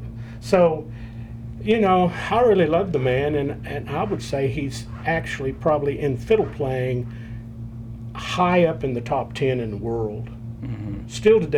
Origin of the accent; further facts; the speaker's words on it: Norman, Oklahoma, United States; I'm from Norman.